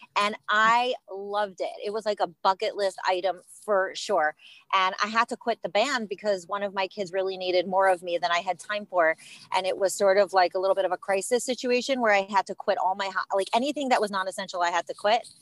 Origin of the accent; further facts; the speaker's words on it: Cleveland, Ohio, United States; I was raised in Cleveland, Ohio, and that's where I live today.